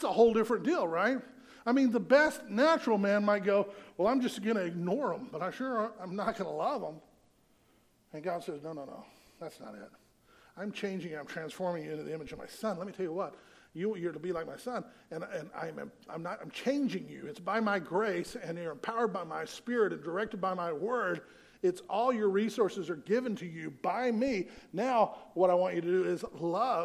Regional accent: the South, United States; I grew up in the South

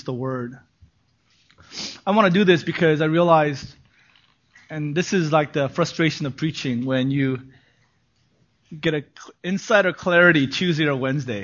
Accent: Los Angeles, California, United States; also born or lived in New York, United States / South Korea; they flew me back to be raised by my parents in L.A. 1976

